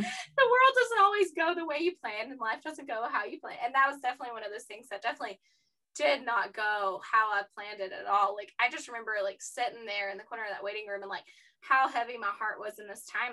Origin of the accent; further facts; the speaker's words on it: East Tennessee, United States; I'm from East Tennessee and that's where Knoxville is